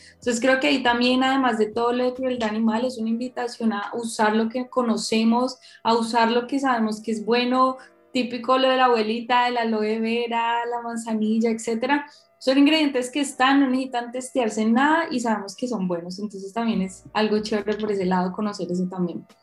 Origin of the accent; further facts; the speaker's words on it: Cali, Valle del Cauca, Colombia; yo soy caleña, súper citadina